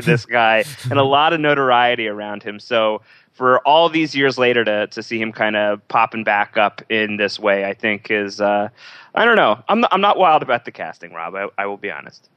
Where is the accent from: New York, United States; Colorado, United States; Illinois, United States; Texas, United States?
New York, United States; being a New Yorker